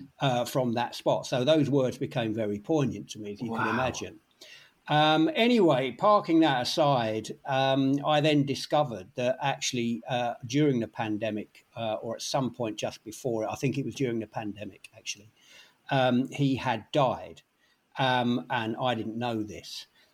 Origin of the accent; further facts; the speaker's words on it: London, United Kingdom; I grew up in London, as you can probably gather from the accent.